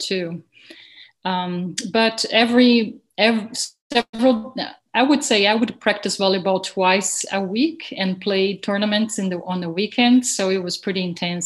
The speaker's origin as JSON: {"language": "English", "country": "Brazil", "tie": "born or raised there", "moved": "yes", "said": "I was born and raised in Brazil"}